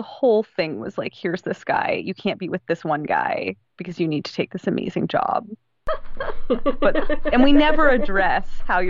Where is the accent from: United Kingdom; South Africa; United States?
United States; Southwest; now in Texas, United States; So, like, number two, I live in Texas. I'm from the Southwest, right? I've lived in all four states that border Mexico. I've lived in the Southwestern United States my whole life.